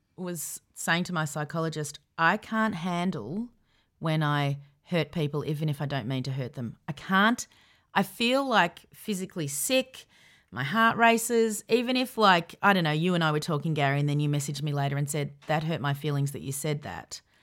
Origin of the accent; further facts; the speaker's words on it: Melbourne, Victoria, Australia; also born or lived in Sydney; we ended up in Melbourne when I was 10 and we lived out in the Yarra Valley